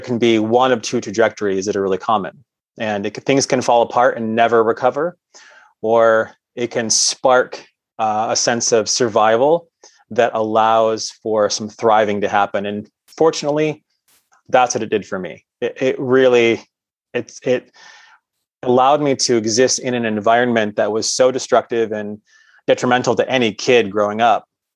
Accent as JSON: {"language": "English", "town": "Cement City", "region": "Michigan", "country": "United States", "tie": "born or raised there", "said": "I grew up in a small town in southern Michigan called Cement City"}